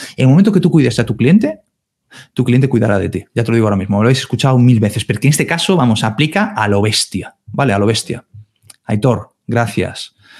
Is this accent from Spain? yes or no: yes; Galicia, Spain; yo soy de Galicia